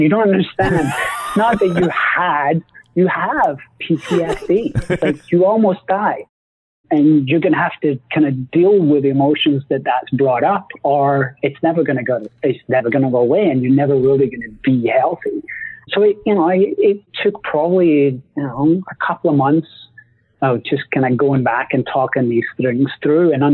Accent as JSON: {"language": "English", "region": "Scotland", "country": "United Kingdom", "said": "I'm Scottish"}